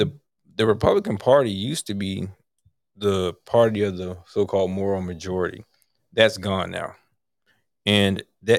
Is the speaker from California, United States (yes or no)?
no; Tampa, Florida, United States; We're from Tampa.